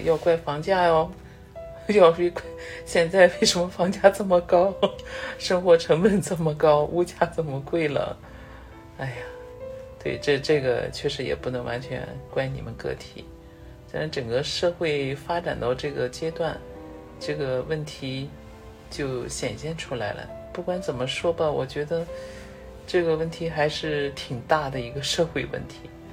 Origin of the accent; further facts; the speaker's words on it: China; 我们中国人平均出婚年龄啊，已经超过三十岁了